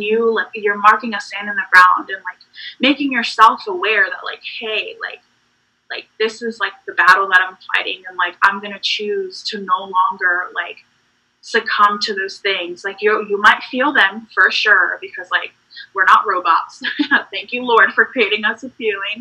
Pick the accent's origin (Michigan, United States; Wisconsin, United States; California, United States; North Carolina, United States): North Carolina, United States; also born or lived in Puerto Rico; I'm from Puerto Rico. Um, that's where I was born and raised for like a bit of my childhood, where my family's from. Mm. Um, and then I lived in North Carolina for a really long time. So, North Carolina is my home